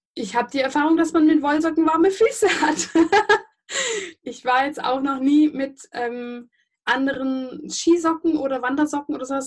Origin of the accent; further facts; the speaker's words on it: Göppingen, Baden-Württemberg, Germany; ich persönlich bin ja aus Göppingen.